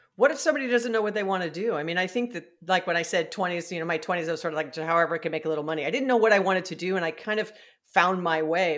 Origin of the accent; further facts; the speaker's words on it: Hawaii, United States; I'm from Hawaii